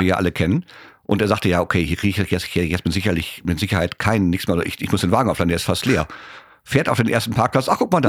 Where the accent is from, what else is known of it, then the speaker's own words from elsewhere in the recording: Germany; Ich so, äh, Germany